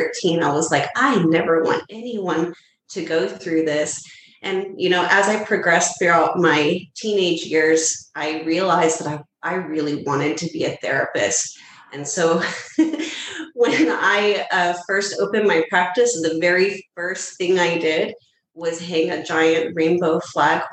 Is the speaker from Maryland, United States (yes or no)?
no; near the Houston area, Texas, United States; my hometown where I grew up, which is here in Texas, but it's more near the Houston area.